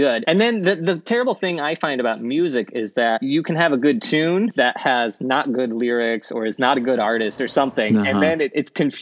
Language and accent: English; Missouri, United States; I'm from Missouri